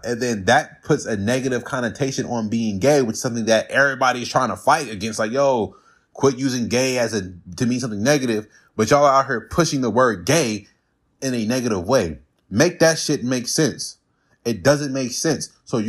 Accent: Watts, California, United States; People always say … where are you from? I say Watts because that's like my earliest memories.

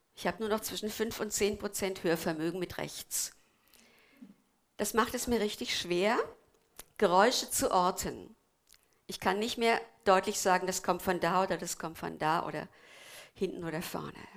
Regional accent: Korbach / Twistetal area, Hesse, Germany; moved away; aus meiner Heimat

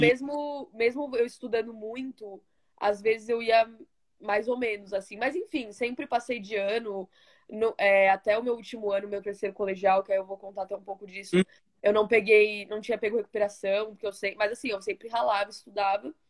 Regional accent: Osasco, São Paulo, Brazil; now in United States; eu sou de São Paulo, nasci em São Paulo. Eu mo é, morava, né, no caso, em Osasco. Sempre morei bem na divisa de São Paulo-Osasco

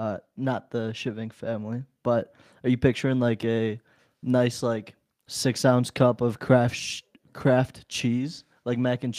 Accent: India; born there; moved away; For those of you who don't know, I am foreign. I was born in India.

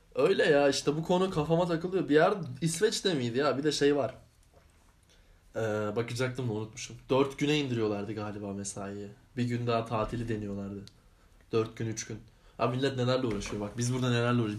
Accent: Anatolia, Turkey; moved away as an adult; Anadolu'da da büyüdük.

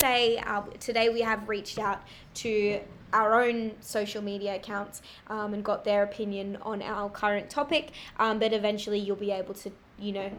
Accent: Sydney, New South Wales, Australia; now in London, United Kingdom; we're cousins from Sydney, Australia. I live in London

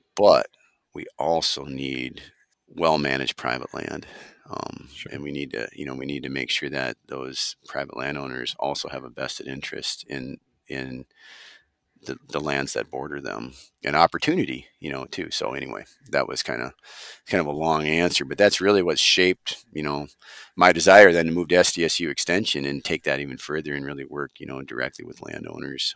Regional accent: Delano, Minnesota, United States; we grew up on a small small beef operation in uh, Wright County uh, near Delano, Minnesota. That's my hometown

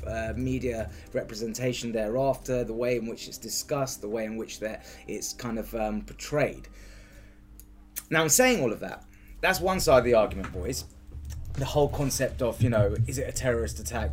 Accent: United Kingdom; being a Brit, we're not allowed guns

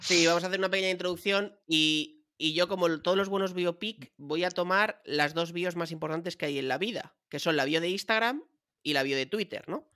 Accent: Madrid, Community of Madrid, Spain; yo soy un tío de Chamberí, de la calle Luchana

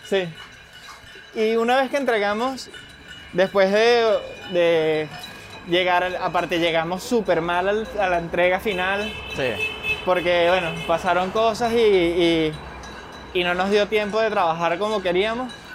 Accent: Venezuela; now in Madrid, Spain; para nosotros como venezolanos

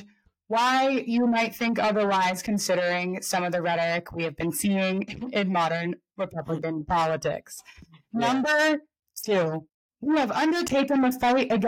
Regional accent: United States; as an American

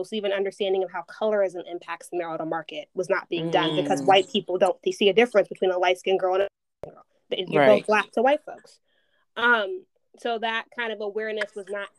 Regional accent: Chicago, Illinois, United States; moved away as an adult; I am born and raised on the South Side of Chicago

